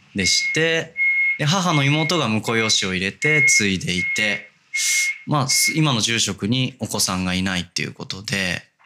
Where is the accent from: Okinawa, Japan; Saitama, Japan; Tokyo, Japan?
Tokyo, Japan; Hachioji; moved away as an adult; now in Kobe, Japan; 東京八王子市まあギリギリ八王子であの、多摩ニュータウンっていう、はい、まあ、多摩センターっていう駅があるんですけど、うんうんうん、そこからも徒歩圏内の団地で育ちました